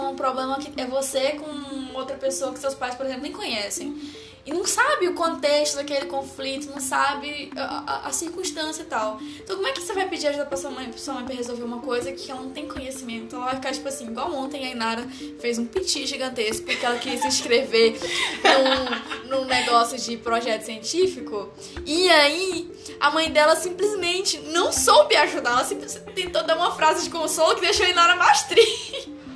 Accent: Tocantinópolis, Tocantins, Brazil; now in Belo Horizonte, Brazil; eu sou de uma cidade do interior do estado Tocantins

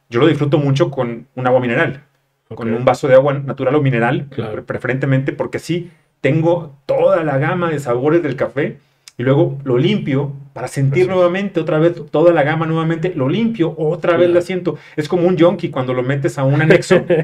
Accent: Mexico; moved away; also born or lived in Mexico City; yo soy provinciano, llegué a la Ciudad de México con una caja de cartón con mecates

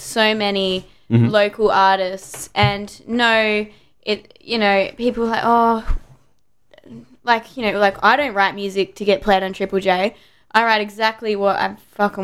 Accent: Perth, Western Australia, Australia; also born or lived in Victoria, Australia; I was born there. But, yeah, I've been in Perth longer than Victoria

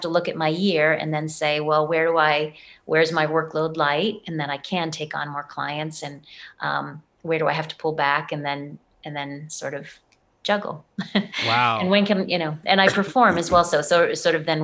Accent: Boston, Massachusetts, United States; moved away; I'm from Boston

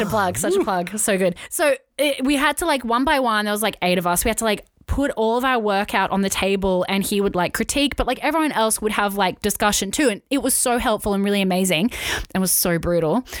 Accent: Wollongong, New South Wales, Australia; we're from Wollongong.

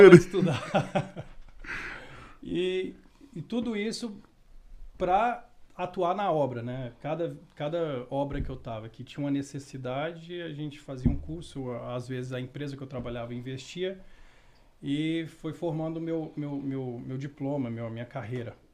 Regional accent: Montes Claros, Minas Gerais, Brazil; Não, eu nasci em Minas.

